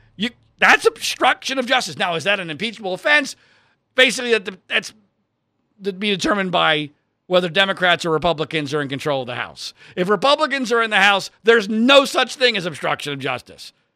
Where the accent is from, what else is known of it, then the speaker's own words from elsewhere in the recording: Philadelphia, Pennsylvania, United States; I grew up in the Philadelphia area